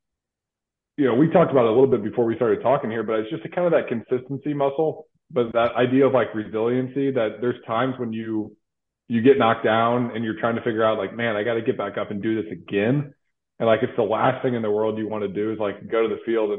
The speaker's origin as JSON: {"language": "English", "town": "St. Louis", "region": "Missouri", "country": "United States", "tie": "born or raised there", "said": "I'm from St. Louis, Missouri"}